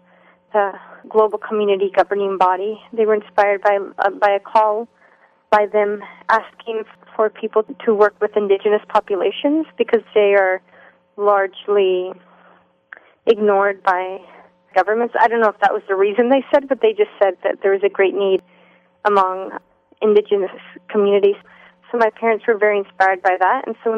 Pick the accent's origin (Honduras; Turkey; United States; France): Honduras; I grew up in Honduras. My family moved down there when I was 9 months old. The first 6 years we lived in the capital.